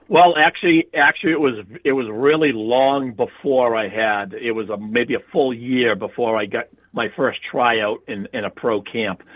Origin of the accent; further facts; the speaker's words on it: South Shore, Massachusetts, United States; I grew up on the South Shore area of uh, Massachusetts, just uh, about 20 miles from Boston.